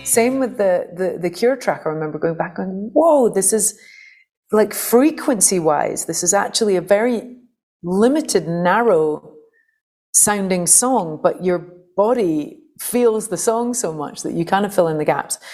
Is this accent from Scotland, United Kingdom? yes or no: yes; St Andrews, Scotland, United Kingdom; a very kind of anarchic punk folk scene in Fife, where I grew up in Scotland